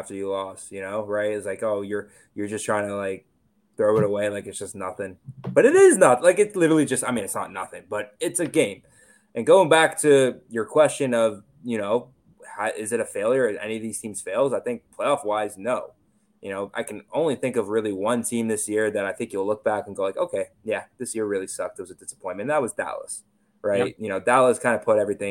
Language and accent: English; Toronto, Ontario, Canada; I'm from Toronto